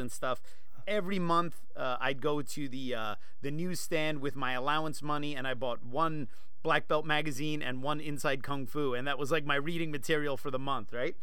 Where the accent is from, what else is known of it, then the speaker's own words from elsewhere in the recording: New Jersey, United States; moved away; also born or lived in Seattle, Washington; growing up in Jersey